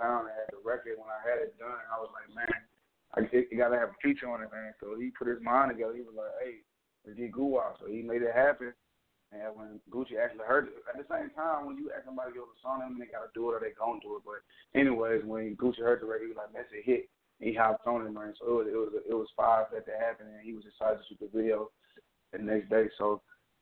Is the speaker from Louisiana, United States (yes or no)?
yes; Shreveport, Louisiana, United States; I came from Shreveport, Louisiana